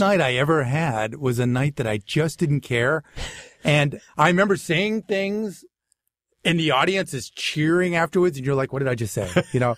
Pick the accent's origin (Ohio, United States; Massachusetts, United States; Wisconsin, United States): Massachusetts, United States; Natick; accent: Boston; moved away; also born or lived in Waltham, Massachusetts / Framingham, Massachusetts / Boston; I was born in, uh, Waltham, Massachusetts, but I really grew up in Natick, Massachusetts, in Framingham, Mass, which is like sixteen miles west of Boston.